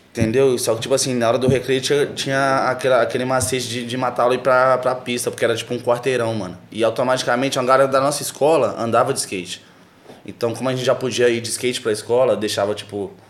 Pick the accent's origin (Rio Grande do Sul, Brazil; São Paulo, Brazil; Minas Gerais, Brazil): Minas Gerais, Brazil; Belo Horizonte; no Santa Teresa, que é o bairro onde eu nasci, fui criado.